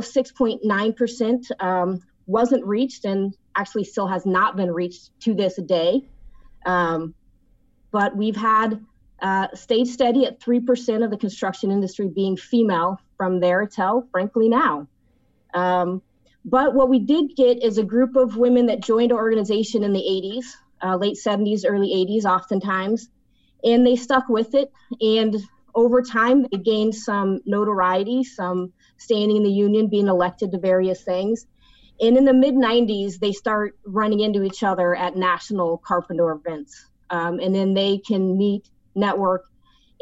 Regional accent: Oregon, United States; my home state

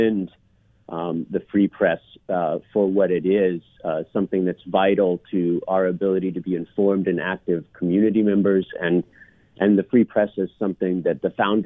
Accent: Claremont, California, United States; I grew up in Claremont, which is about an hour outside of Los Angeles

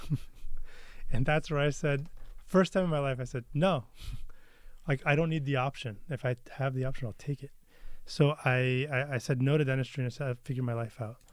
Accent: Beaverton, Oregon, United States; also born or lived in Santa Cruz, California; I grew up in Beaverton

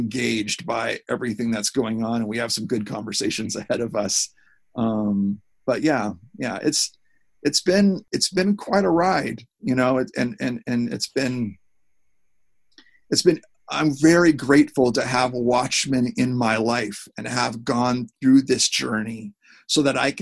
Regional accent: Seattle, Washington, United States; now in Los Angeles, United States; when we were growing up in Seattle

